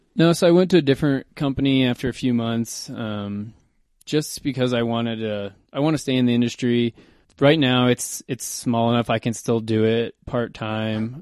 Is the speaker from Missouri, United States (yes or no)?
no; Kentucky, United States; moved away as an adult; also born or lived in Oklahoma; now in Boulder, United States; pretty much Kentucky. I was I was born in Oklahoma, but I moved to Kentucky in like third grade